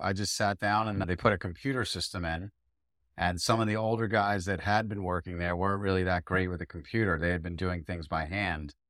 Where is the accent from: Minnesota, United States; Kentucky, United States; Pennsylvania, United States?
Pennsylvania, United States; Philadelphia; I grew up in Philadelphia in the suburbs